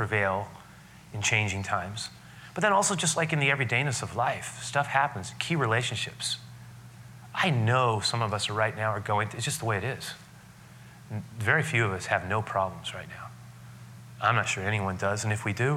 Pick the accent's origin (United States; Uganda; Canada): United States; San Francisco, California; I grew up on the west side of the city. I grew up on the Sunset, the far outer Sunset, 47th Avenue, Great Highway